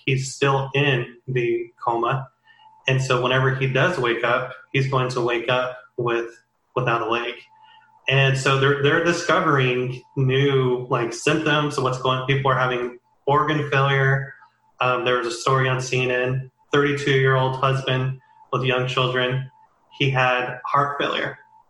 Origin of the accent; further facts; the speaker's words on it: California, United States; So we're on April 26th, California. I'm from California.